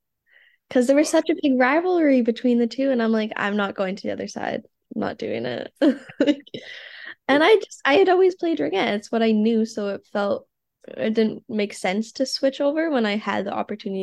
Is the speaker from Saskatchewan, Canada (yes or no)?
yes; Regina, Saskatchewan, Canada; moved away; I'm from Canada. I was born in Regina, Saskatchewan, which is in the middle bottom of the country.